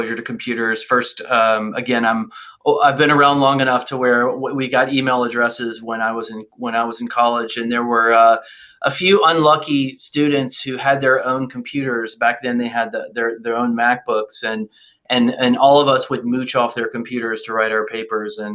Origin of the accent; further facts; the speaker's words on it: Alabama, United States; moved away; also born or lived in Washington; I grew up in Alabama, and my family actually had a coal mining company, a company that stripped mine coal in North Alabama